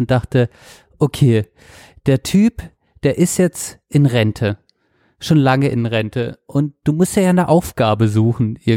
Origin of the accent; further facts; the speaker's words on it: Stuttgart, Baden-Württemberg, Germany; Weil ich als Stuttgarterin mein Stuttgart liebe und weil